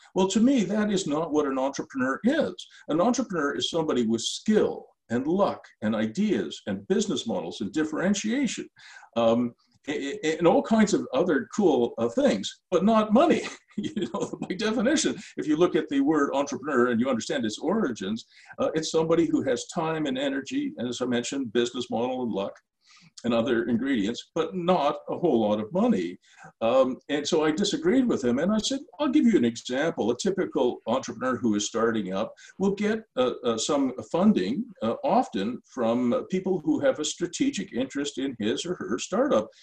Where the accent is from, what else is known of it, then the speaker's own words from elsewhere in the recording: Ottawa, Ontario, Canada; in my hometown, which is Ottawa